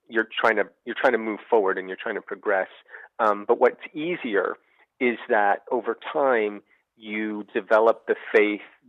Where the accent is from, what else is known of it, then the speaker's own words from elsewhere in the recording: New Jersey, United States; moved away as an adult; I was growing up in New Jersey